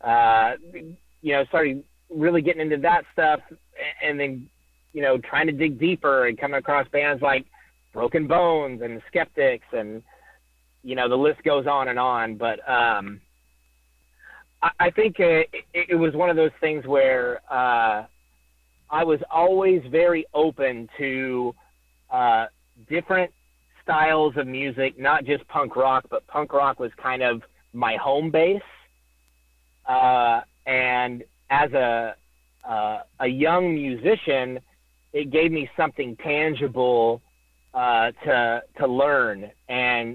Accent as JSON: {"language": "English", "region": "Oklahoma", "country": "United States", "said": "I'm from Oklahoma, not Indiana"}